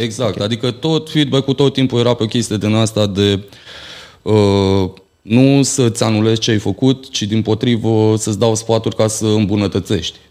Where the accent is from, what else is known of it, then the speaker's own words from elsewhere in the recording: Bacău, Bacău County, Romania; în orașul meu natal, în Bacău